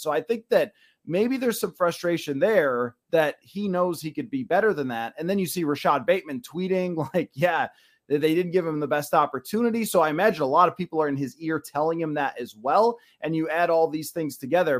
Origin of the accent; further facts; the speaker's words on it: Buffalo, New York, United States; moved away; two guys from Buffalo